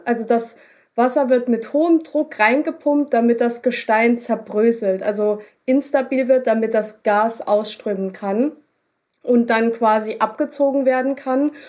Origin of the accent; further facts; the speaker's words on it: Germany; bei uns in Deutschland